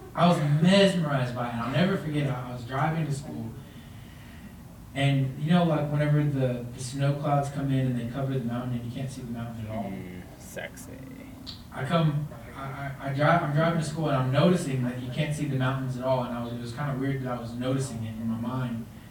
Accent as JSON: {"language": "English", "region": "Texas", "country": "United States", "moved": "yes", "lives_now": "Colorado Springs, United States", "said": "I'm from Texas"}